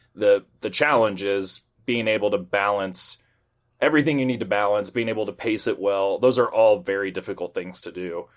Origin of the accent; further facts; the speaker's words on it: United States; from the U S